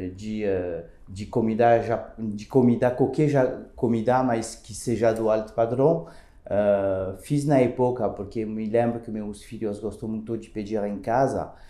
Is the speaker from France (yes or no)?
yes; France; Portuguese is a second language; moved away as an adult; now in Brazil; eu sou francês. Uh, eu cheguei uh, faz ah, umas 10 anos aqui no Brasil